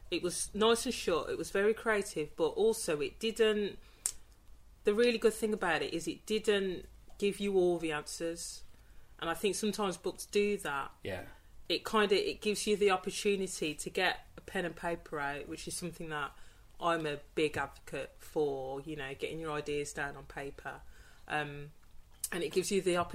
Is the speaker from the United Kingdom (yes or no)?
yes; Birmingham, West Midlands, United Kingdom; A lot of people think I'm from Dudley, and I've got nothing against you know Dudleyans, but I'm not from Dudley.